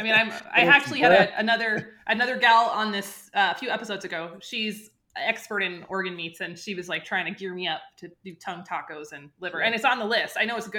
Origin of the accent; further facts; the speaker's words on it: Idaho, United States; I'm from Idaho.